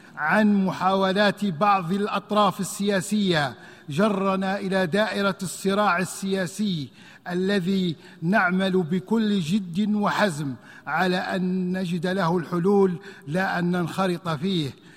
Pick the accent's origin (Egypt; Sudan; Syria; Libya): Libya; بلدي ليبيا